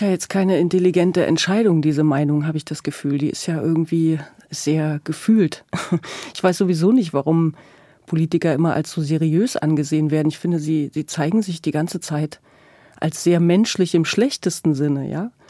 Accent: East Germany, Germany; born or raised there

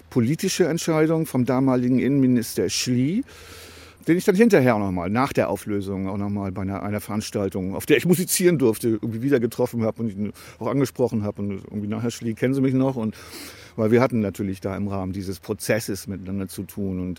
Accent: Bremen, Germany; Und als Bremer gibt es natürlich nur eine Mannschaft, die habe ich mir nicht ausgesucht.

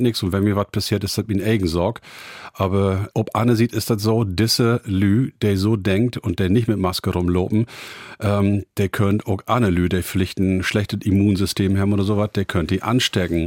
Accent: Emsland, Lower Saxony, Germany; accent: Low German (Plattdeutsch); first language Low German; als Native Speaker in Emsland

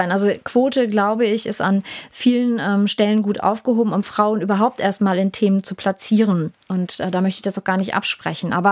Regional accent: Stöckheim, Lower Saxony, Germany; Kindheit in Stöckheim aufzuwachsen, war sehr, sehr dörflich und ähm, das tat auch gut, das war schön. Ich bin dann auch in Braunschweig im Nachbarort äh, zur Schule gegangen, auf die Rabeschule im Heidberg

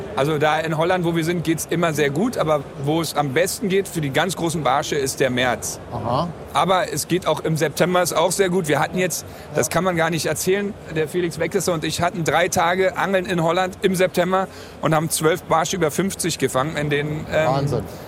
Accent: Berlin, Germany; aus Berlin, 37 Jahre alt, also auch nicht mehr der Jüngste

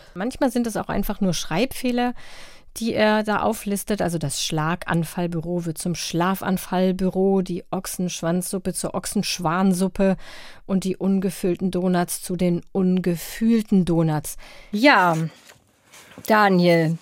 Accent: Braunschweig, Lower Saxony, Germany; aus meiner Heimatstadt Braunschweig

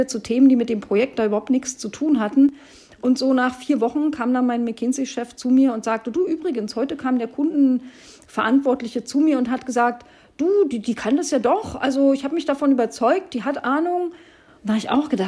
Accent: East Germany, Germany; Und als Ossi-Frau guckst du da schon wie ein Auto, weil natürlich kann ich beides haben.

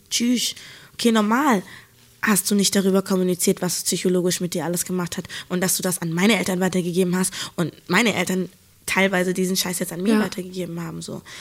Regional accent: Hamburg, Germany; moved away; ich komme ja eigentlich aus Hamburg

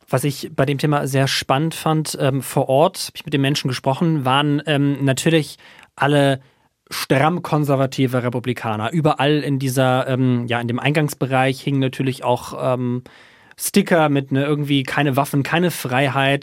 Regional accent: Germany; now in United States; als Deutscher

